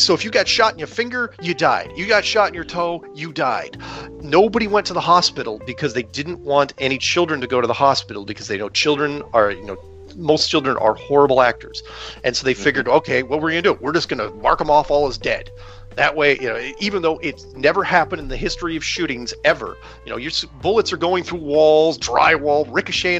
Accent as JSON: {"language": "English", "country": "United States", "said": "I'm an American."}